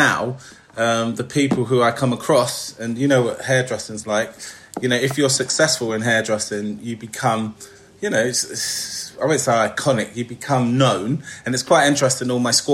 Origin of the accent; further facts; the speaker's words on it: London, United Kingdom; I was brought up in East London, Hackney